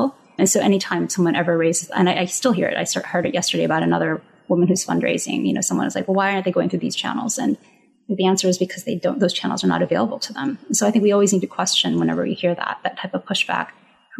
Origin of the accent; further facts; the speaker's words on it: Ohio, United States; when I was growing up in Ohio, my parents tried to get Chinese New Year put on the calendar